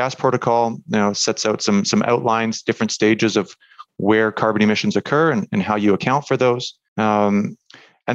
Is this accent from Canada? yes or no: yes; Canada; moved away as an adult; also born or lived in Munich, Germany; now in Germany; I'm Canadian, actually, in Germany right now.